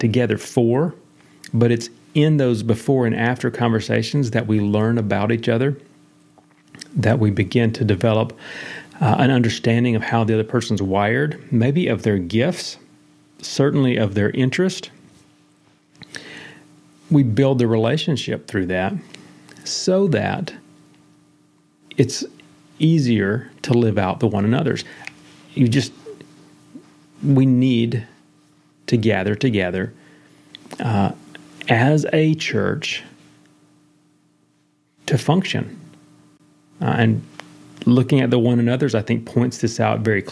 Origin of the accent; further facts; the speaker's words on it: the South, United States; I'm a Baptist from the South